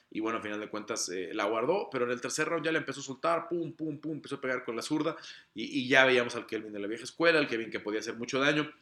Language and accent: Spanish; Mexico; como mexicano